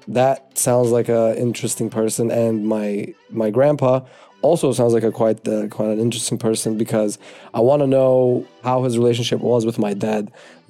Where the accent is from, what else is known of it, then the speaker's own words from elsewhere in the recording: Istanbul, Turkey; moved away; also born or lived in New York; I'm 24 years old. I was born in New York, but grew up in Istanbul, Turkey, in a little plot twist.